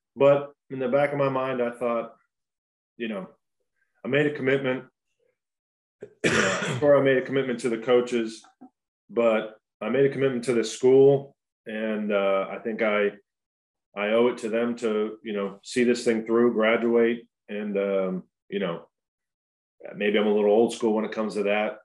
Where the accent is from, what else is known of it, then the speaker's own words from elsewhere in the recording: Pittsburgh, Pennsylvania, United States; growing up in Pittsburgh is great. It, it is definitely a blue collar town